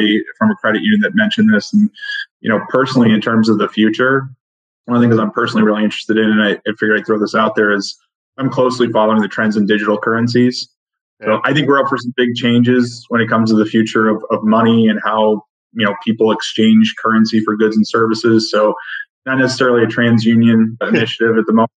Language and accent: English; New Hampshire, United States; now in Connecticut, United States; growing up in New Hampshire